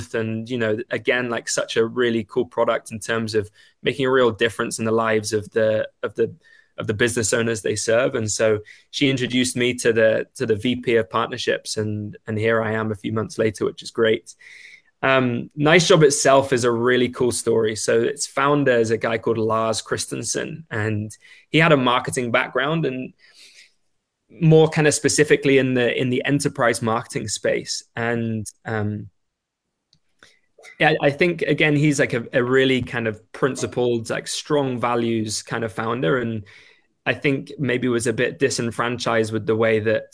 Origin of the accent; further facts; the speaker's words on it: England, United Kingdom; moved away as an adult; now in Vancouver, Canada; I'm English.